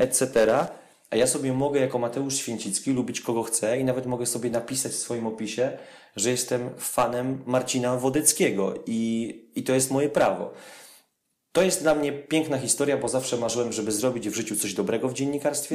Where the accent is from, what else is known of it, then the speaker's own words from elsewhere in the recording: Poland; z Polski